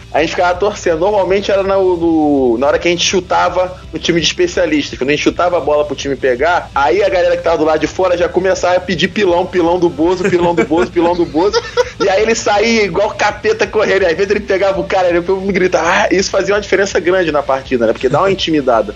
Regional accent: São Gonçalo, Rio de Janeiro, Brazil; eu sou lá de São Gonçalo, que é a cidade vizinha de Niterói

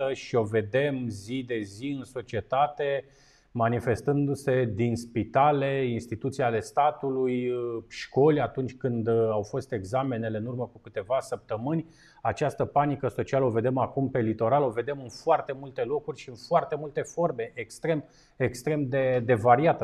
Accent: Bucharest, Romania; eu ca un bucureștean jet beget

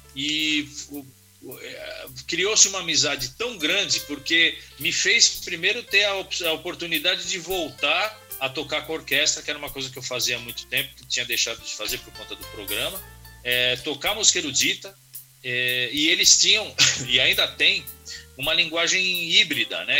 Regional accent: Brazil; sou brasileiro

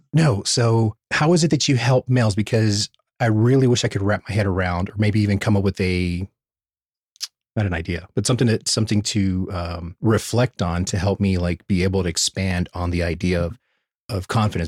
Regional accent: United States; being American

